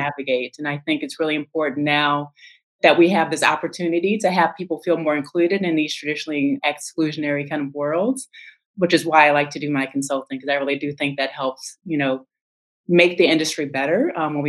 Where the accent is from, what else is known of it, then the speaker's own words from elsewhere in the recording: St. Louis, Missouri, United States; moved away as an adult; also born or lived in Los Angeles / Austin, Texas / South America; now in Washington, D.C., United States; I was born and raised in St. Louis